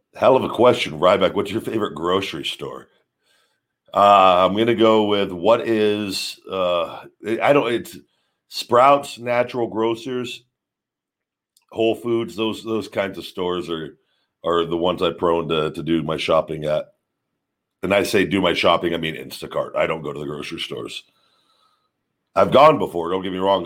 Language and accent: English; Las Vegas, Nevada, United States; my hometown uh, in Vegas